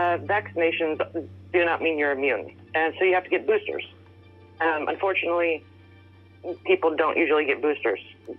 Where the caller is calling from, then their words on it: California, United States; I'm an ER physician in California.